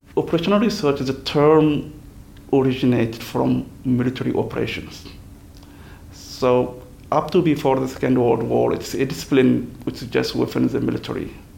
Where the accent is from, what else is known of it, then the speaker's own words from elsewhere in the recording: Niger; moved away as an adult; also born or lived in France; now in Belfast, United Kingdom; I am originally from Niger